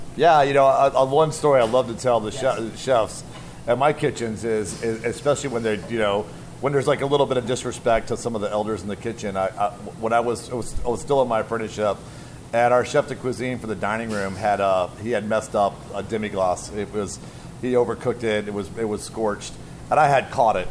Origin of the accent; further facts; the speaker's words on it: southeast coast of the United States, United States; also born or lived in Washington, D.C.; now in Portland, United States; born in D.C. and raised on the uh, southeast coast of the of uh, United States